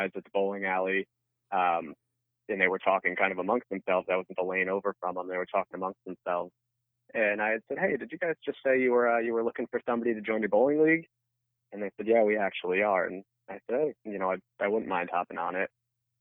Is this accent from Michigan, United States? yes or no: no; Southern Connecticut, United States; I grew up in Southern Connecticut, so actually most of my family's Yankees fans